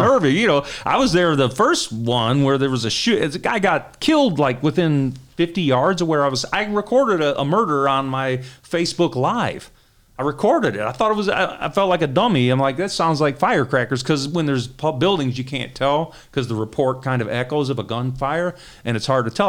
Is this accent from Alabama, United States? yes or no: no; Detroit, Michigan, United States; I was born and raised in Detroit. I grew up in the Cass Corridor